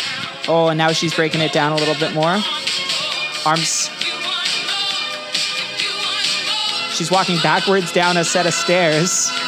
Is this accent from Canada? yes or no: yes; Canada; now in New Zealand; But as someone who wrote it out in New Zealand as a Canadian, I want to give a hard shout out to the Prime Minister of New Zealand